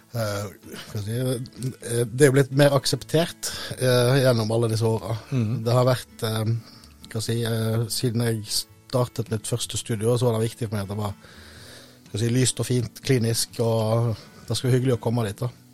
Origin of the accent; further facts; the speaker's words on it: Øystese, Vestland, Norway; also born or lived in Vestfold coast; now in Vestfold, Norway; jeg er fra Øystese i Hardanger